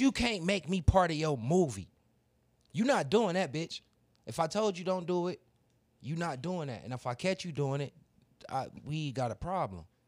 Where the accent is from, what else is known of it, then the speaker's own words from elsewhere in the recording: Cleveland, Ohio, United States; I'm from Cleveland